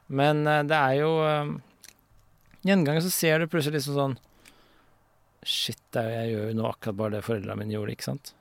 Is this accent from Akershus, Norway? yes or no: yes; Vormsund, Akershus, Norway; Vormsund, der jeg vokste opp